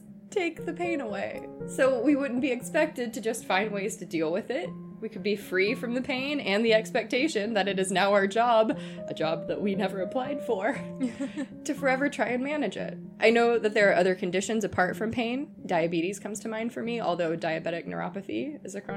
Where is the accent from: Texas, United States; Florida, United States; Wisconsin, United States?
Texas, United States; now in Seattle, United States; the part in Texas that I'm from wasn't super deserty